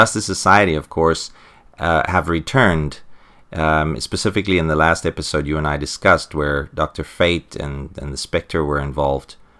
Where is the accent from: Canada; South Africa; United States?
South Africa; I'm from South Africa